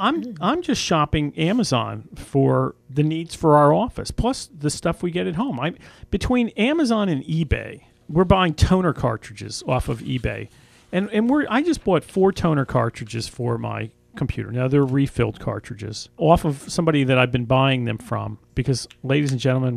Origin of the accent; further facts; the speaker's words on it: Northeast, United States; we grew up in the Northeast.